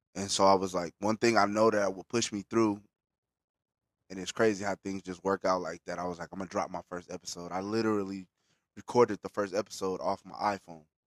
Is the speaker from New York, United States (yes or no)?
no; Bakersfield, California, United States; I'm a nigga from Bakersfield, but I ain't no Bakersfield nigga